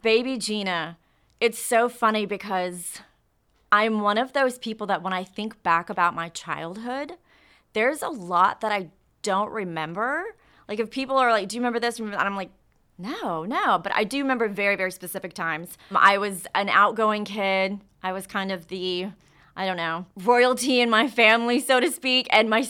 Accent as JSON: {"language": "English", "town": "Katy", "region": "Texas", "country": "United States", "tie": "born or raised there", "also_born_or_lived": "Houston / Dallas", "said": "I was born and raised in Katy, Texas. Lived there, obviously, until, you know, I graduated high school, and then I was in Houston for quite some time, and then I moved to Dallas, so."}